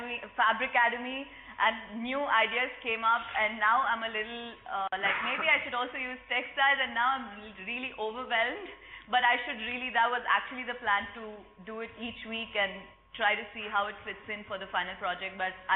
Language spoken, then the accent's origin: English; India; English is a second language; now in Barcelona, Spain; I'm from India. And I was doing fab textile fabacademy workshop last week.